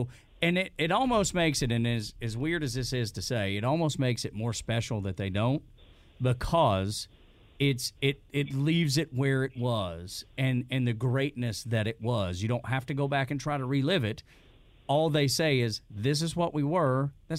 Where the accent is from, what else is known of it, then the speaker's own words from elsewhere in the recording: Northwest Georgia, United States; I'm from Northwest Georgia, and we met while I was in the military